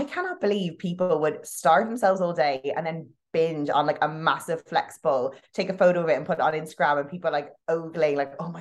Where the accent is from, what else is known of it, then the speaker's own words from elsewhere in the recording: Ireland; I'm Irish